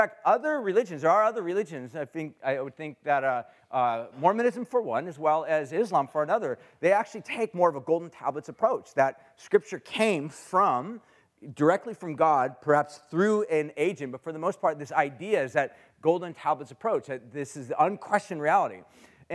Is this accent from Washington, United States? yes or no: no; Huntington Beach, California, United States; I grew up in Orange County in Huntington Beach area